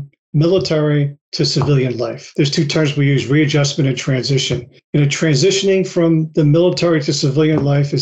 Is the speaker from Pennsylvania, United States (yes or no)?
yes; Philadelphia, Pennsylvania, United States; I grew up in Philly